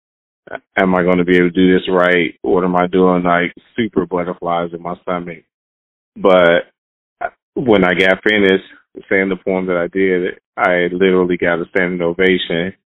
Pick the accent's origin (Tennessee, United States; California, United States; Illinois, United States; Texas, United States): Illinois, United States; Chicago; I was born and raised in Chicago, Illinois, on the South Side